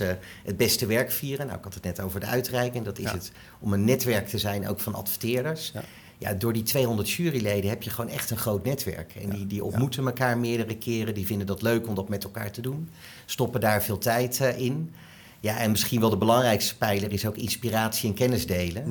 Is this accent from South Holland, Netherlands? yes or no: yes; Delft, South Holland, Netherlands; Ik ben geboren en getogen Delftenaar. Ik ben ook gek op mijn stad